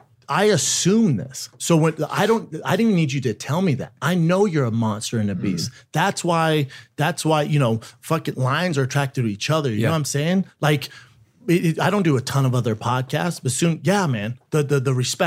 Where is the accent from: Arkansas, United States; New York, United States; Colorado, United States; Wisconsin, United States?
Colorado, United States; Aurora; In Aurora, Colorado.